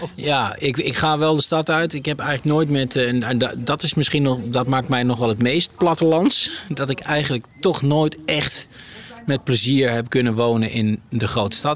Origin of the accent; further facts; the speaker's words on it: Netherlands; moved away as an adult; also born or lived in Amsterdam / Rotterdam; now in Sweden; als Nederlander hebben we